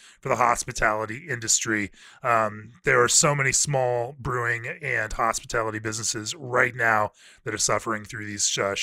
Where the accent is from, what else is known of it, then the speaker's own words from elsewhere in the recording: Central Florida, United States; I grew up in Central Florida